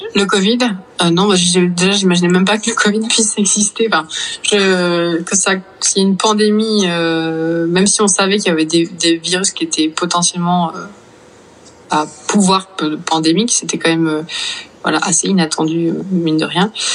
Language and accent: French; Vannes, Brittany, France; moved away; j'ai grandi à Vannes, en Bretagne